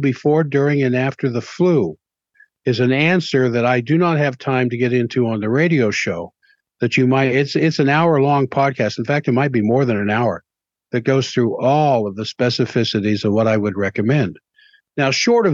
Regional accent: Washington, D.C. area, Southern Maryland, United States; now in Salt Lake City, United States; I grew up in the Washington, D.C. area.

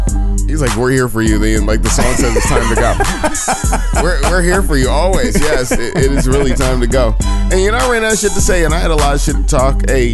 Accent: Portland, Oregon, United States; I'm from Northeast.

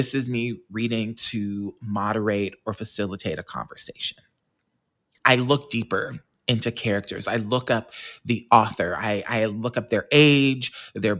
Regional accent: Kansas, United States; We had that in Kansas

